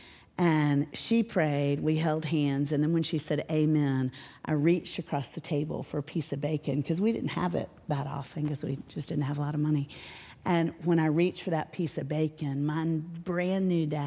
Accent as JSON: {"language": "English", "town": "Orlando", "region": "Florida", "country": "United States", "tie": "born or raised there", "moved": "yes", "lives_now": "Nashville, United States", "said": "I grew up in Orlando"}